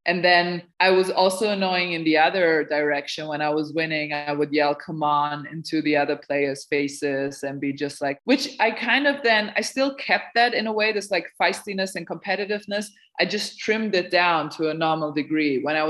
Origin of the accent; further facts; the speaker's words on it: Serbia; But Anna knew me because we're both like I'm originally from Serbia.